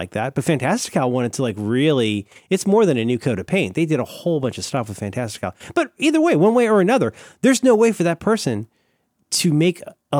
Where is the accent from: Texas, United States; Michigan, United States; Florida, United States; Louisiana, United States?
Florida, United States; But I am from Florida, so I'm always willing to speculate.